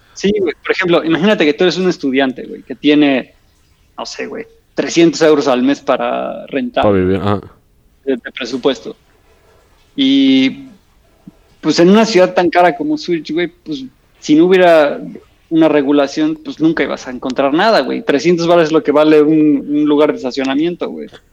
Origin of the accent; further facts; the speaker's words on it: Mexico; now in Switzerland; como mexicano